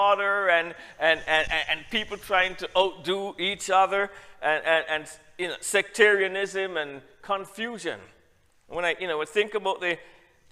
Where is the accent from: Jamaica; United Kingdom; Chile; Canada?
Jamaica; also born or lived in Trinidad; I'm from Jamaica